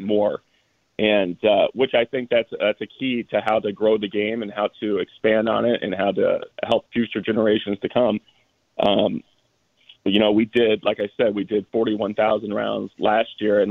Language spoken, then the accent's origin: English; Southern Illinois, United States; I grew up in Southern Illinois